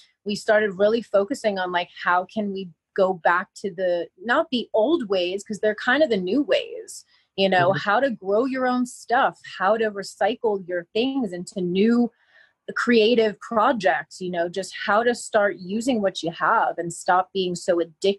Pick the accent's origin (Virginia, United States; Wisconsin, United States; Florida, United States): Florida, United States; Miami; I mean, I came from Miami, so I lived and breathed big city.